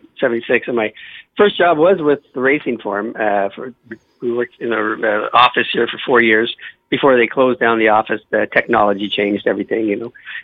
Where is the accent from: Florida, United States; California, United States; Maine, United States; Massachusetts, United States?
California, United States; growing up in Southern California, I was a big Kings fan